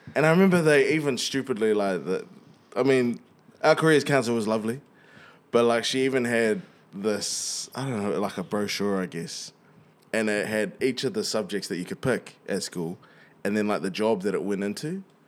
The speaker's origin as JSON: {"language": "English", "region": "Wellington", "country": "New Zealand", "tie": "born or raised there", "said": "we grow in Wellys"}